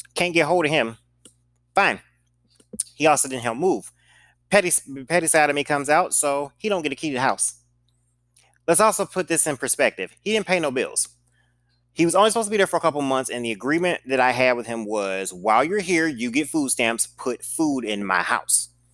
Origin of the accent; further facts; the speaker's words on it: St. Louis, Missouri, United States; I'm from Saint Louis